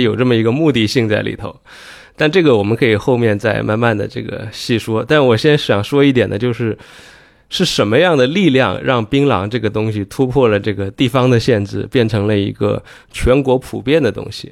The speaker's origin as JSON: {"language": "Chinese", "country": "China", "said": "当然我们中国人也是这么记录他们的"}